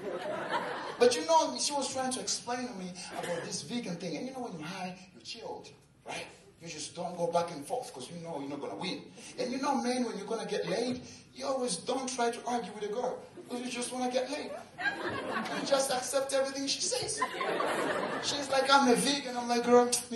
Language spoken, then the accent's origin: English; Tanzania; I'm from Tanzania. We have the highest mountain, Kilimanjaro